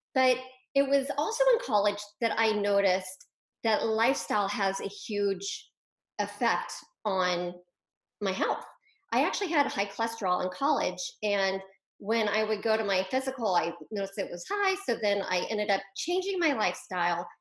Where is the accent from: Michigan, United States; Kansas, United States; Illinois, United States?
Kansas, United States; Wichita; I'm actually a Midwestern girl by heart. So I grew up in Wichita, Kansas.